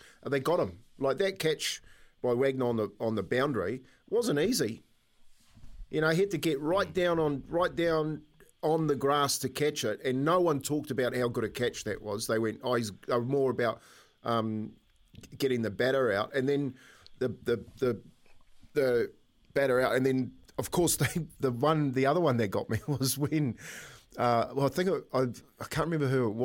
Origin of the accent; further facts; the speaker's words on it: New Zealand; being Kiwi